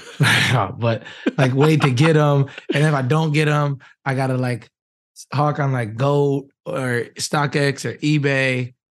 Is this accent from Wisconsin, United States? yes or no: yes; Wisconsin, United States; now in Indianapolis, United States; I'm from Wisconsin